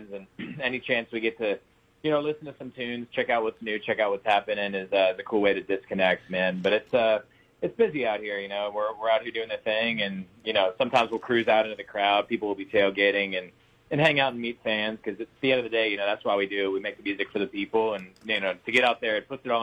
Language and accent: English; Pittsburgh, Pennsylvania, United States; moved away as an adult; now in Nashville, United States; I grew up in Pittsburgh, or just outside of Pittsburgh